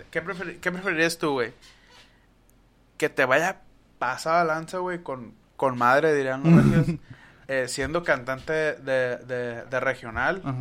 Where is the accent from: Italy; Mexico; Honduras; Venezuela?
Mexico; northern Mexico